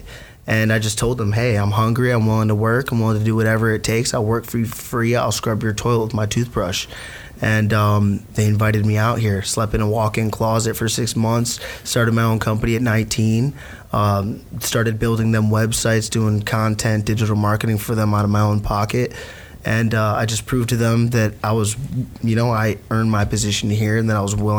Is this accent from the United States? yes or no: yes; Cleveland, Ohio, United States; moved away as an adult; now in Gainesville, United States; I'm originally from Cleveland, Ohio. Born and raised